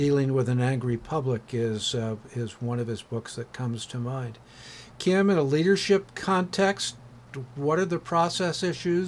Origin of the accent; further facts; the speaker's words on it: Gloucester, Massachusetts, United States; my hometown of Gloucester, Massachusetts